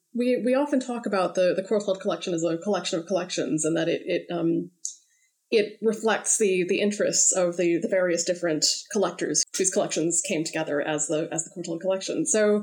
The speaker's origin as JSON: {"language": "English", "town": "Chicago", "region": "Illinois", "country": "United States", "tie": "born or raised there", "moved": "as an adult", "lives_now": "United Kingdom", "said": "I am, as you can probably guess from my accent, I'm not originally from the UK. I grew up in Chicago"}